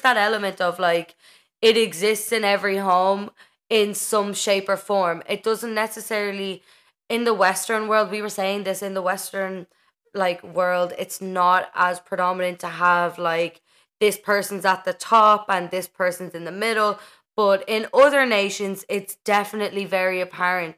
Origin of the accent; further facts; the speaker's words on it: Ireland; as an Irish person